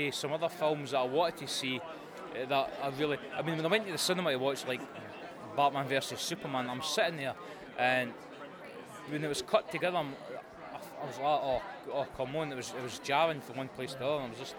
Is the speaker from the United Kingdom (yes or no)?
yes; Scotland, United Kingdom; I'm Scottish